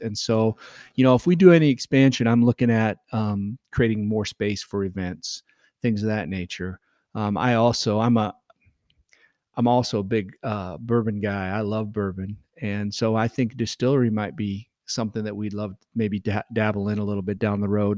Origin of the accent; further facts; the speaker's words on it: Nebraska, United States; born and raised in Nebraska